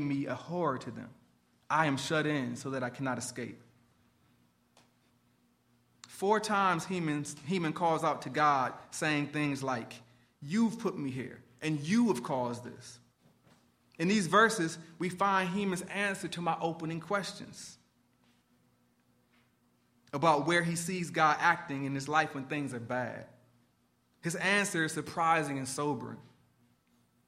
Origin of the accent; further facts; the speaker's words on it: Detroit, Michigan, United States; my hometown of Detroit